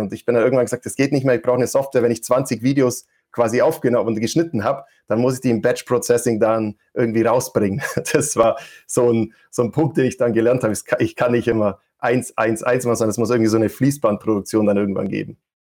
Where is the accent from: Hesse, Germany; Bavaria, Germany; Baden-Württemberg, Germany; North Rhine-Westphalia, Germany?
Bavaria, Germany; Allgäu; vielleicht hört man es noch, ich versuche es immer zu verbergen. Ich komme aus dem Allgäu